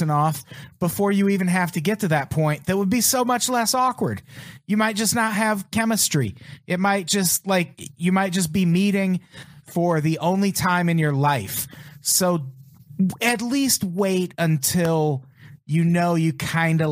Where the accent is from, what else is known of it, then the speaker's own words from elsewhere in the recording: Illinois, United States; moved away; also born or lived in Sioux Falls; I'm from Illinois